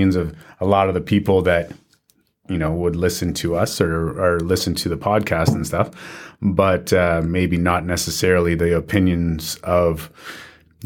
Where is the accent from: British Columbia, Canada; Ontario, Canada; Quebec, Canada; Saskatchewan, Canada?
Ontario, Canada; Southern; I grew up in Southern Ontario.